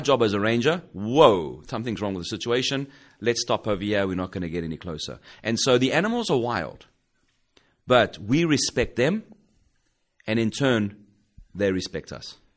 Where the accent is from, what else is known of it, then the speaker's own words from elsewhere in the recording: South Africa; moved away as an adult; now in United States; I grew up in South Africa